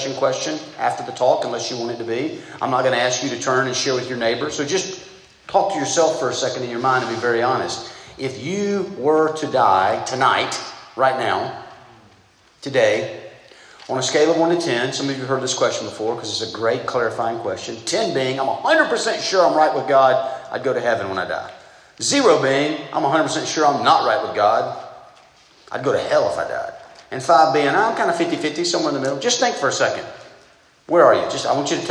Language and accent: English; Southeast Georgia, United States; I grew up in Southeast Georgia, a very godly family